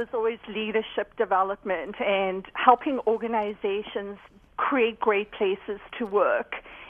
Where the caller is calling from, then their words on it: Houston, Texas, United States; I am in Houston, Texas, and let me tell you, the 59 can be a crazy place.